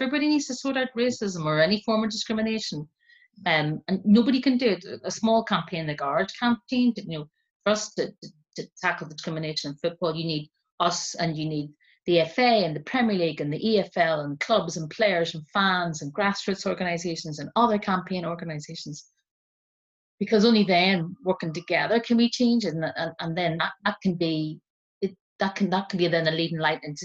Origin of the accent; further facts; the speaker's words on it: Northern Ireland, United Kingdom; now in London, United Kingdom; growing up in Northern Ireland, especially as a Catholic, which is what I am